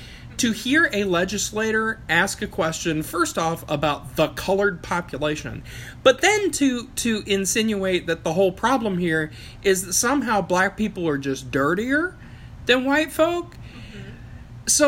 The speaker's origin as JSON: {"language": "English", "region": "Appalachia", "country": "United States", "said": "Like, I come from Appalachia."}